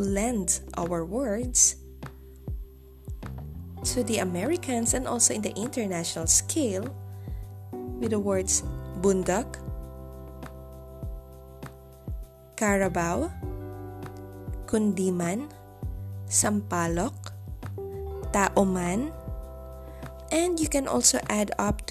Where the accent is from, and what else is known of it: Philippines